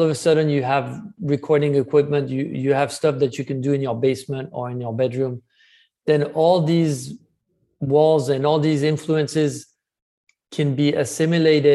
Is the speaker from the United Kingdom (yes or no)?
no; France; growing up in France